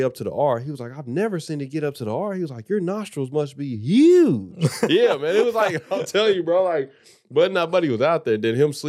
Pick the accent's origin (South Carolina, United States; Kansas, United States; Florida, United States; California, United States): South Carolina, United States; born there; I was born in South Carolina.